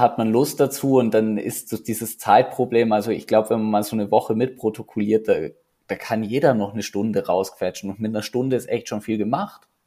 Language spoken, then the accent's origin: German; Neumarkt in der Oberpfalz, Bavaria, Germany; moved away as an adult; now in Zürich, Switzerland; die Sektion Neumarkt, wo ich aufgewachsen bin